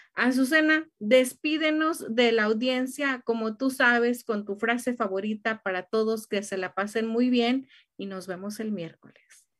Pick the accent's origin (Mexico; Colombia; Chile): Mexico; para nosotros como mexicanos